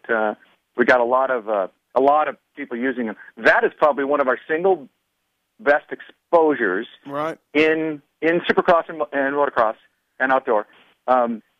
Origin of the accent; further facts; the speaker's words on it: Southern California, United States; Lived in Southern California